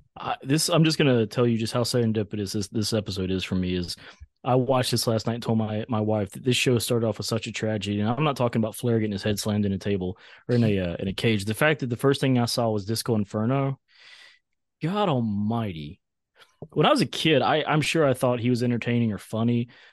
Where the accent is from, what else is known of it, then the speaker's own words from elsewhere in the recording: outside of Charlotte, North Carolina, United States; I grew up outside of Charlotte about forty-five minutes to an hour.